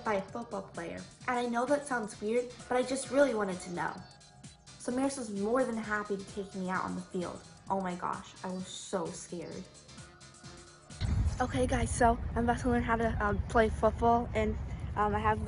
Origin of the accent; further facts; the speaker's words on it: New York City, New York, United States; I was raised in New York City.